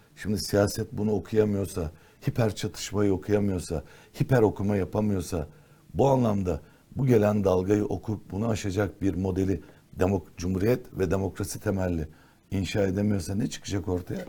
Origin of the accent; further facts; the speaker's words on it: Istanbul, Turkey; also born or lived in Ankara / Erzincan / Diyarbakır; Erzincan, Diyarbakır, Ankara doğumluyum ben aslen. İhtilal sonrası önce Ankara sonra bir Erzincan dönemi var. Erzincan'dan sonraki de Diyarbakır. Diyarbakır'dan sonra işte 54-55 yıllık İstanbulluyuz.